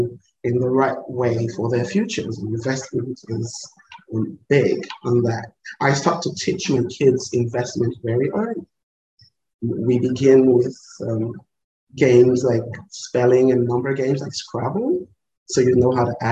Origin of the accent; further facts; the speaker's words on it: Lagos, Nigeria; now in Kenya; it's a little Lagos girl who managed to walk around the world. I was born in Lagos, Nigeria, and because of the kind of society that raised me